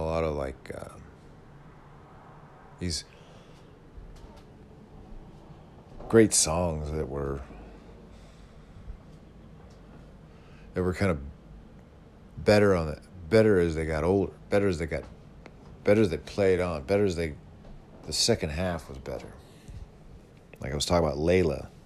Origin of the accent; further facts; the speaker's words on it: Yuba City, California, United States; moved away; That's where we're all from Yuba City.